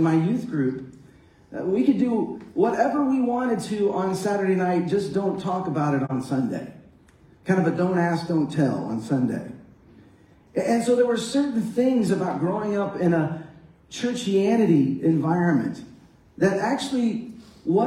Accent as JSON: {"language": "English", "area": "Dallas-Fort Worth area", "region": "Texas", "country": "United States", "tie": "born or raised there", "said": "I grew up in the Dallas-Fort Worth area"}